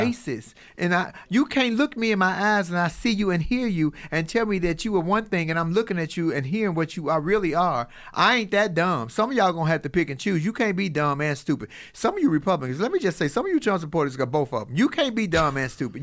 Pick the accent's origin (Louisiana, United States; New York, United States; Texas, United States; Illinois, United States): Illinois, United States; Chicago; I'm from Chicago